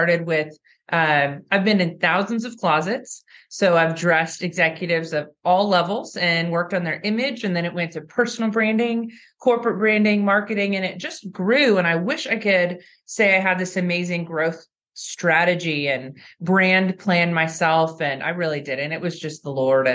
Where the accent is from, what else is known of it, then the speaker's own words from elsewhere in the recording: California, United States; moved away; I was from California at the time